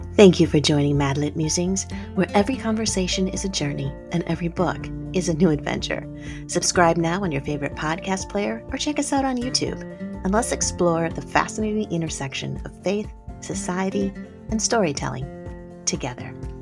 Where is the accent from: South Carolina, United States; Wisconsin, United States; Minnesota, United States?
Wisconsin, United States; I'm also from Wisconsin